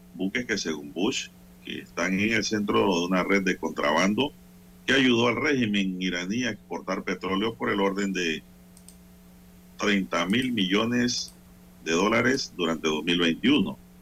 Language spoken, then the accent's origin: Spanish; Panama; nosotros como panameños